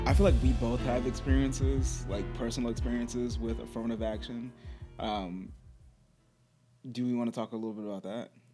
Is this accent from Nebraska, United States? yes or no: no; Charlottesville, Virginia, United States; I grew up in Charlottesville, Virginia